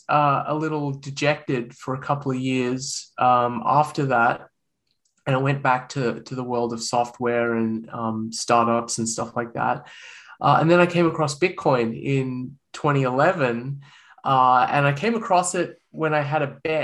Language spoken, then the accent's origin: English; Australia; accent: Australian; moved away as an adult; now in United States; You can probably tell from my accent that I'm Australian. And I was born and raised in Australia